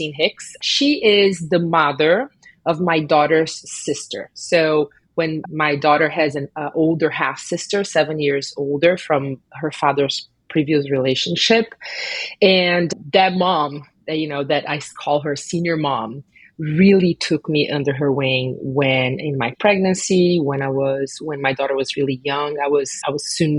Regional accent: Brazil; moved away; I grew up in Brazil

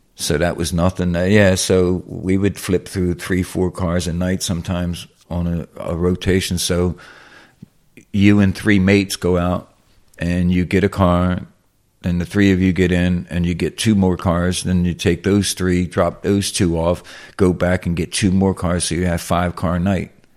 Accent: Philadelphia, Pennsylvania, United States; I'm from South West Philly

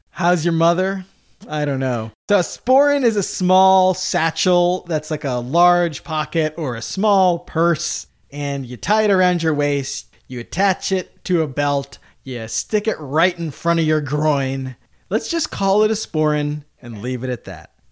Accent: United States; us as Americans, right, I consider myself American.

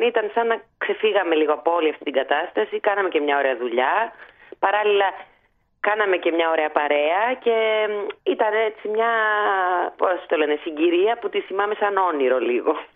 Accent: Cyprus; moved away as an adult; έφυγα ξέρω εγώ από την Κύπρο

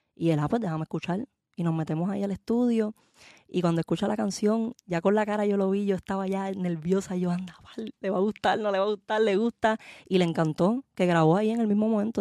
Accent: Puerto Rico; soy de Puerto Rico, nací en Puerto Rico, me crié allá

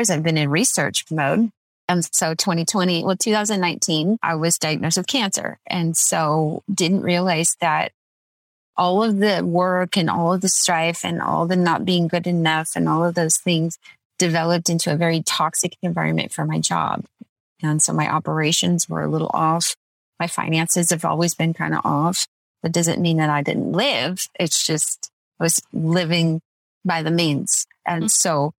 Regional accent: Redlands, California, United States; I was born and raised in Redlands

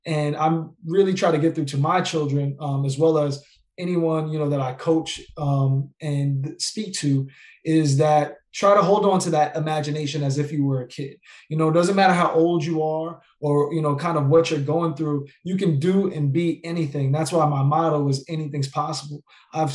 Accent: New York, United States; I'm from New York, you know, and I'm Puerto Rican and Black

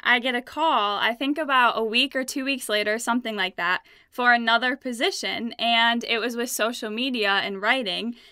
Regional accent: Ludington, Michigan, United States; I am from Ludington, Michigan, and it's a small town on Lake Michigan. And I'm not a fan of small towns. I loved growing up there

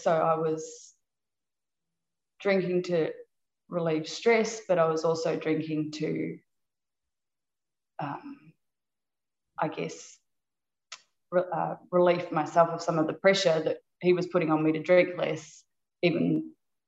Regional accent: New Zealand; moved away as an adult; also born or lived in Australia; I was originally from New Zealand, and then I moved to Australia after I finished university

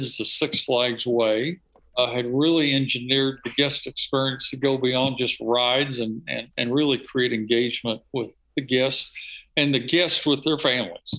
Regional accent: South Alabama, United States; I grew up in South Alabama

